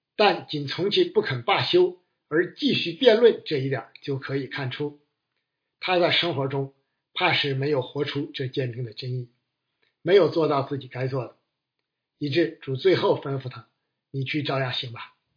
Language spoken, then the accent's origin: Chinese; China; 我们中国人推崇的是“大公无私，舍己为人”